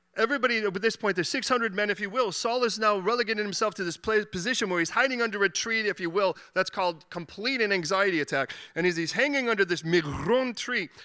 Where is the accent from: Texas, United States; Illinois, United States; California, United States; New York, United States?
Illinois, United States; Chicago; now in London, United Kingdom; I was born in Chicago